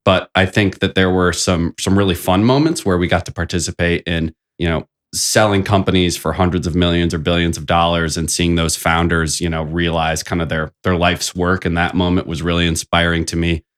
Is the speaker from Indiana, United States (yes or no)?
yes; South Bend, Indiana, United States; I thought South Bend was a wonderful place to grow up